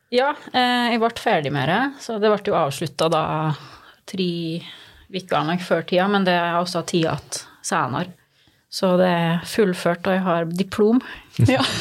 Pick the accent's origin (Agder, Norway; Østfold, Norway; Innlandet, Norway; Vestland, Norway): Innlandet, Norway; Skåbu; moved away; Gudbrandsdalen er jo hjemme for meg. Det, det, er ingen tvil om det. Og jeg, jeg er veldig stolt av å komme fra Gudbrandsdalen.